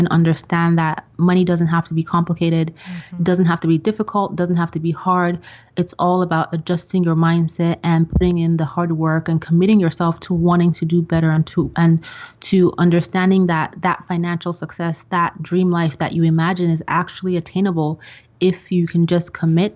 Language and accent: English; Nigeria; moved away as an adult; also born or lived in Austria / England; now in United States; my grade school and high school years were in Nigeria